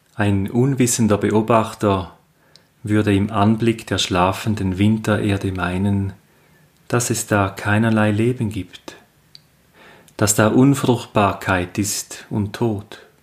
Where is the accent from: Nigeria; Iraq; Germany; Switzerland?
Switzerland; aus meiner Heimat, dem Appenzellerland